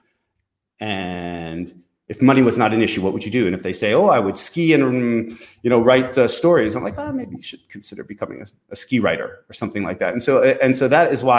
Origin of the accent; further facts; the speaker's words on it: East Coast of the United States, United States; moved away as an adult; also born or lived in Connecticut / Philadelphia / Bozeman, Montana; now in France; I'm from the East Coast of the United States and went to high school in Connecticut and went to university in Philadelphia